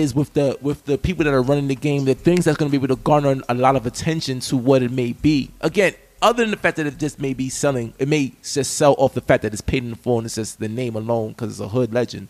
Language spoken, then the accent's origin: English; New York, United States; as a New Yorker.